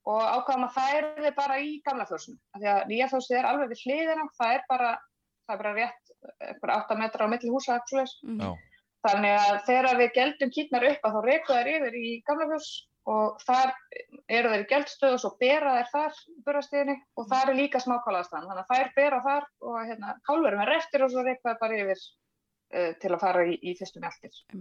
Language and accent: Icelandic; Tannstaðabakki, Northwestern Region, Iceland; also born or lived in Hvanneyri; ég er frá Tannstabakka í Hrjóttuferði Eh, fætt hér og, og uppalinn